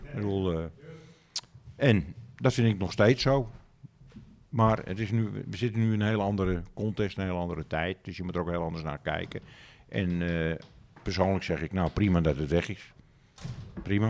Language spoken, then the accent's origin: Dutch; Amsterdam, North Holland, Netherlands; ik ben Amsterdammer, maar het is gewoon een dorp.